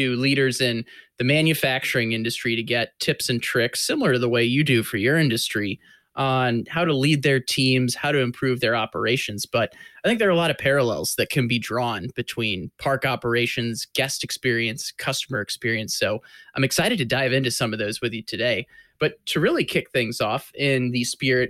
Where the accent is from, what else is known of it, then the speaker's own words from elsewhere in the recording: St. Louis, Missouri, United States; my hometown of Six Flags St. Louis when I was, like, in kindergarten.